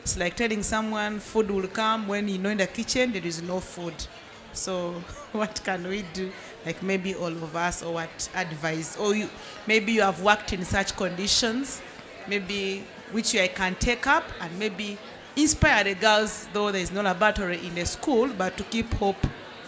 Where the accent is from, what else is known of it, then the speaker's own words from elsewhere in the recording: Uganda; I'm from Uganda.